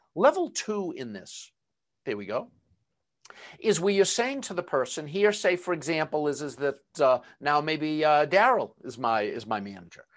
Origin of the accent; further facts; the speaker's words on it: Boston, Massachusetts, United States; accent: Boston; my Boston accent